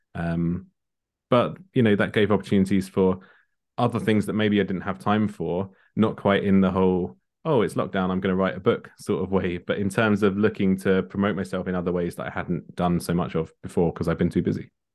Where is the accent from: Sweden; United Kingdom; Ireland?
United Kingdom; Kent, South East England; born or raised there; also born or lived in London